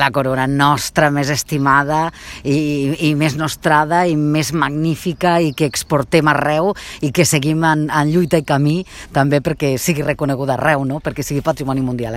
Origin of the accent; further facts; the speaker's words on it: Lleida, Catalonia, Spain; els que som de Lleida